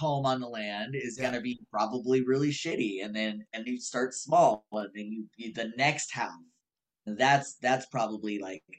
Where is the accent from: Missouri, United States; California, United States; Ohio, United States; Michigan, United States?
California, United States; Northern; moved away; I grew up in Northern California, up